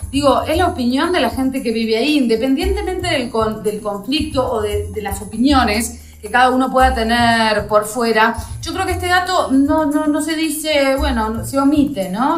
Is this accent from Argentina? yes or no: yes; Argentina; now in Russia; nosotros no, como argentinos, no tenemos una cultura de lo bélico